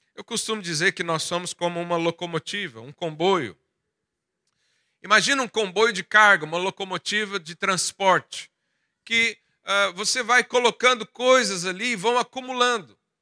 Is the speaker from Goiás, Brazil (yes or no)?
yes; Goiás, Brazil; moved away; Lá da onde eu vim, lá da minha terra de Goiás, interior do Brasil